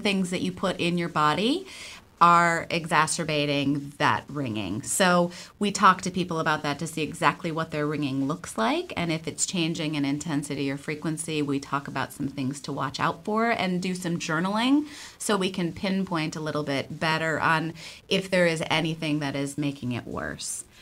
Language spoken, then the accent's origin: English; Buffalo, New York, United States; moved away as an adult; now in Portland, United States; I am originally from Buffalo, New York. I am a transplant here. I've been here for about 25 years